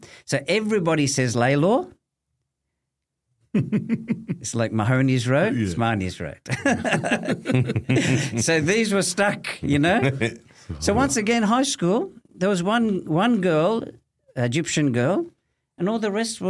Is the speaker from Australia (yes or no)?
yes; Thomastown, Victoria, Australia; No, I grew up in Thomastown. So I went to Thomastown Primary, alhamdulillah.